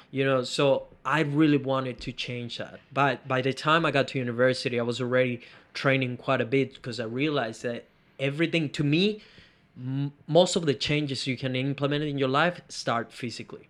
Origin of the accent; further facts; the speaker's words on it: Venezuela; moved away; I come from Venezuela